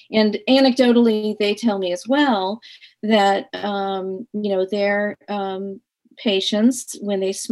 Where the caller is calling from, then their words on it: Stockton, New Jersey, United States; I am calling from Stockton, New Jersey.